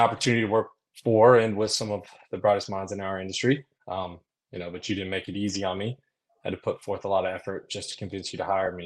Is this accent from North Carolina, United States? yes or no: yes; Concord, North Carolina, United States; I grew up in Concord, North Carolina